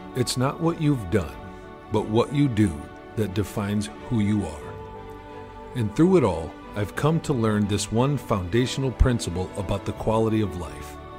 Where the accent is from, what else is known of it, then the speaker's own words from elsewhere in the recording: Carson City, Michigan, United States; I was born and raised in Michigan, in the backwoods, uh, by Carson City, Michigan